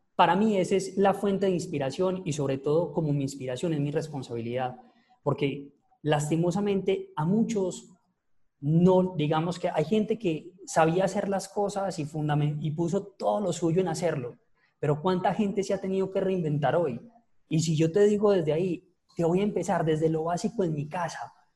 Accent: Paisa, Antioquia, Colombia; soy el peor paisa que ustedes se pueden encontrar

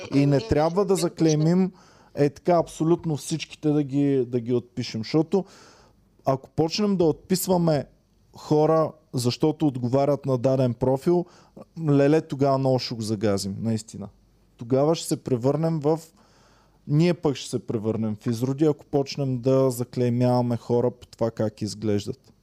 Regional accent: Bulgaria; съм българин, ако съм извън България

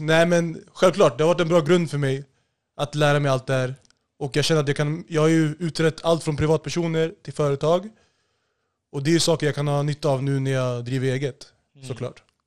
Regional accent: Solna, Stockholm County, Sweden; Jag är född och uppvuxen i Solna, Bergshamra och eh, senare ungdom Haga Norr och Hagalund

